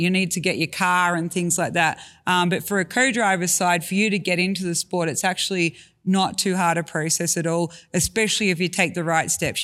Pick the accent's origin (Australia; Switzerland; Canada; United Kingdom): Australia; I grew up in Australia.